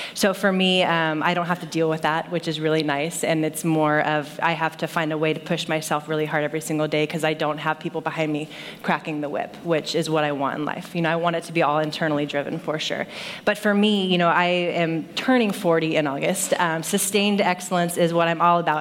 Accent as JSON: {"language": "English", "town": "Saratoga", "region": "California", "country": "United States", "tie": "born or raised there", "said": "I grew up in Saratoga, just down um, South Bay."}